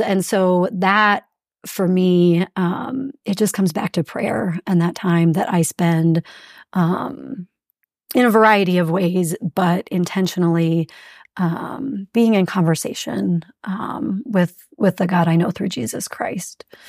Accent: South Central Pennsylvania, United States; moved away as an adult; also born or lived in St. Louis, Missouri / Kansas City, Missouri / Republic, Missouri; now in Fort Collins, United States; I grew up in South Central Pennsylvania, um, 15 miles from Gettysburg and about two hours from Washington, D.C.

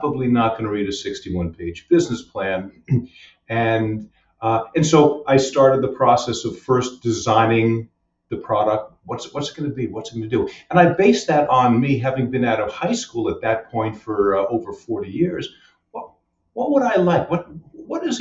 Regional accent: Westchester, New York, United States; moved away as an adult; also born or lived in Tampa, Florida; now in Long Island, United States; moved to Westchester when I was just a wee lad, and stayed there for 18 years

